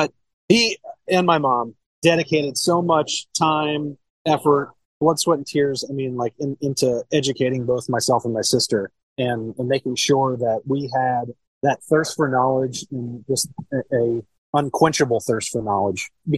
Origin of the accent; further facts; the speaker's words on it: Cincinnati, Ohio, United States; I'm originally born and raised in Cincinnati, Ohio.